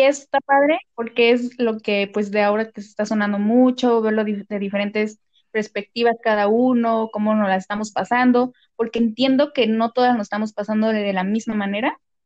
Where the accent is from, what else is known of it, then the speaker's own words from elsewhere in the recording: Morelos, Mexico; moved away; yo soy de Morelos